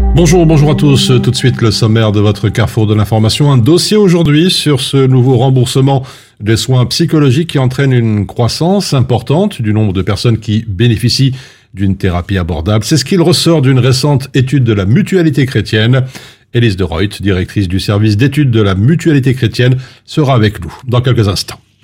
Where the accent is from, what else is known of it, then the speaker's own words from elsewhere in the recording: Belgium; chez nous en Belgique